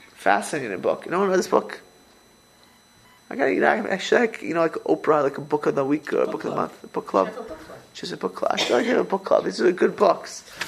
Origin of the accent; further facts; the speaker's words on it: Miami Beach, Florida, United States; moved away; I grew up in Miami Beach, Florida.